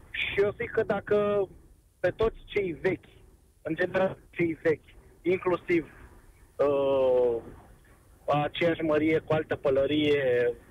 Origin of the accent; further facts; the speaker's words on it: Ploiești, Prahova, Romania; Eu, eu sunt ploieștean, vin din un oraș foarte toxic, așa cum e politica noastră de 30 de ani